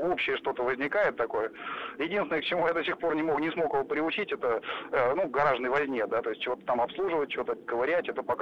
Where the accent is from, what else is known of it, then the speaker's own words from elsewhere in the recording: Moscow, Russia; Здравствуйте. Я из Москвы.